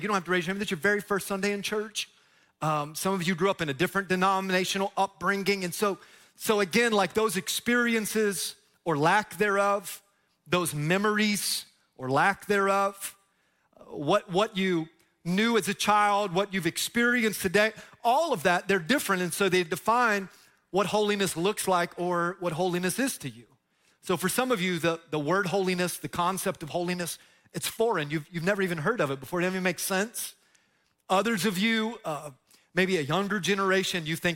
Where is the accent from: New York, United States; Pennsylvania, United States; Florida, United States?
Florida, United States; Tampa; I'm from Tampa, right? That's where I grew up